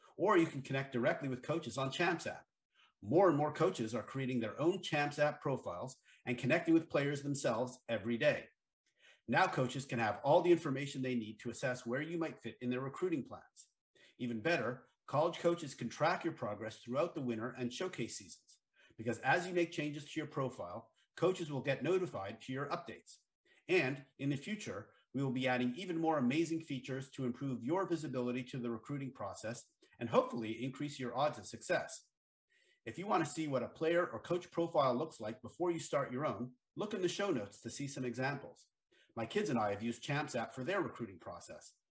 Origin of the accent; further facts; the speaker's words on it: near University of Vermont, United States; I grew up right near University of Vermont